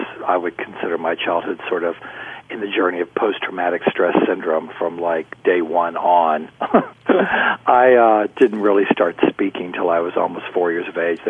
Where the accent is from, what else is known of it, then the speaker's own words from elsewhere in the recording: Houston, Texas, United States; I was raised in Houston, Texas